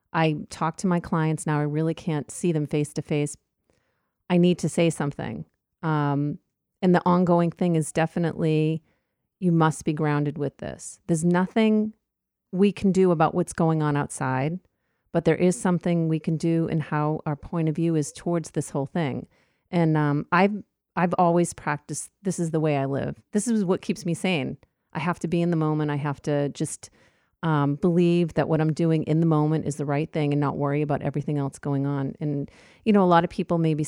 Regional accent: New York, United States; I'm a New Yorker by heart, so I walk through the neighborhood constantly

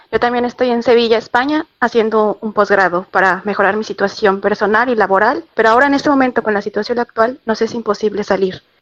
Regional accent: Mexico; moved away as an adult; now in Spain; volver a mi país es complicado, a México

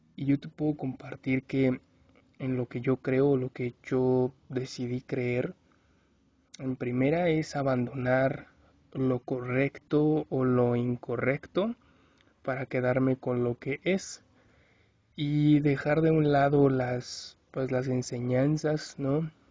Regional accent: Mexico; Yo soy mexicano

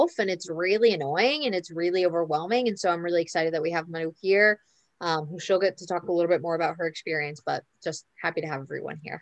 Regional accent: New York, United States; moved away as an adult; now in Buenos Aires, Argentina; I'm back in my hometown in New York

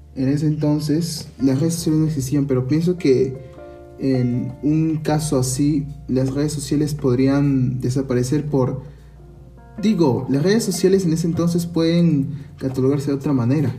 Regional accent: Peru; Nuestra incertidumbre como peruanos

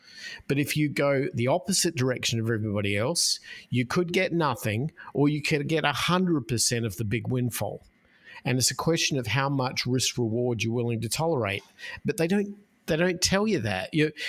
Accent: Australia; moved away as an adult; now in United States; I'm a Australian expat who has lived in the United States for 20 something years, and I came here with nothing but a bag of clothes

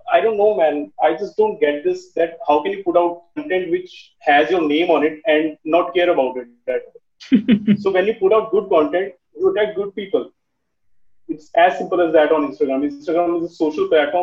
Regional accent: Chandigarh, India; I'm from Chandigarh

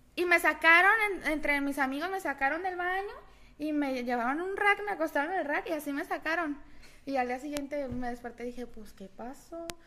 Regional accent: Guadalajara, Jalisco, Mexico; moved away; Yo nací en Guadalajara, crecí en Guadalajara

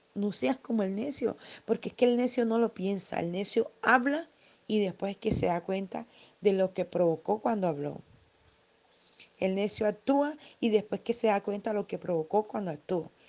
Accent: Barranquilla, Atlántico, Colombia; en mi país, eh, en, Colombia, en Barranquilla

